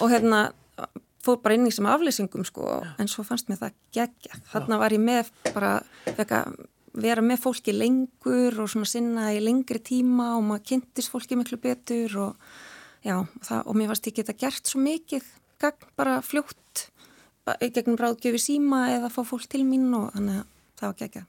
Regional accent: Garðabær, Capital Region, Iceland; moved away as an adult; now in Akranes, Iceland; ég er úr Garðabæi

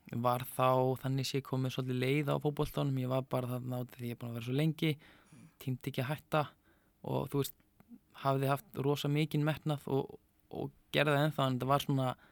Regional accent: Neskaupstaður, Eastern Region, Iceland; ég er frá Neskjöpstað og hérna fættur þar og upp alveg og mjög gott að búa Neskjöpstað.

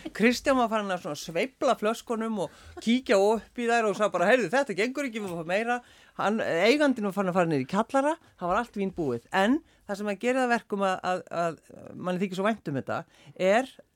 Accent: Iceland; við Íslendingar

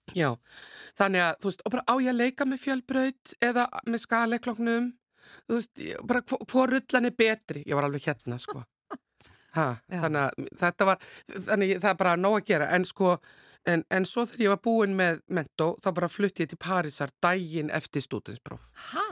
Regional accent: Akranes, Western Region, Iceland; Fætt og uppalinn en ættuð frá Snæfellsnesi

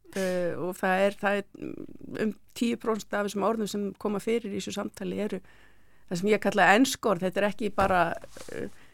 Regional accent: Iceland; við Íslendingar

